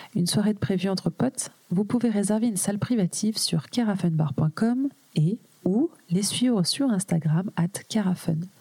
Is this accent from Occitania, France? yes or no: no; Grenoble, Auvergne-Rhône-Alpes, France; moved away as an adult; also born or lived in Manchester / Paris / Lille; je suis grenobloise de base. donc j'ai quitté Grenoble